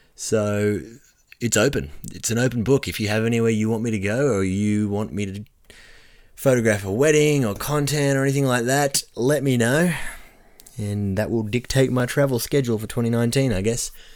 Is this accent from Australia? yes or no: yes; Orange, New South Wales, Australia; the local area I live